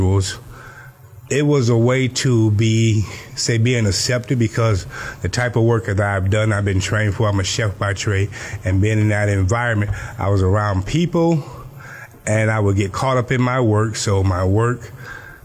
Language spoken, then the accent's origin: English; Cairo, Georgia, United States; now in Miami, United States; I was born in Cairo, Georgia, a little small place in Georgia, not too far from Tallahassee. And I was raised by my grandmother for the most part, living in Georgia